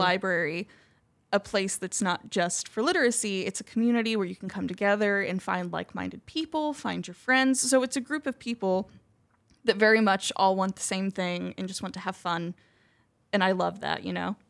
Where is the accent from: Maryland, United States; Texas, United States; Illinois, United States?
Illinois, United States; Marion; Here in Marion